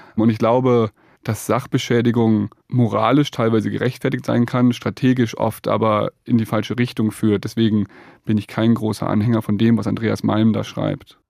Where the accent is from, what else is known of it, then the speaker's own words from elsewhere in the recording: Rhineland-Palatinate, Germany; Ich komme aus der Nähe des Ahrtals, habe da als Kind gespielt